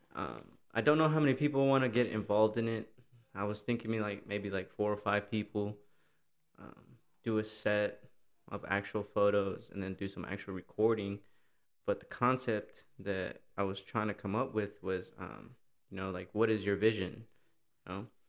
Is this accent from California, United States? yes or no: no; Austin, Texas, United States; I was born here in Austin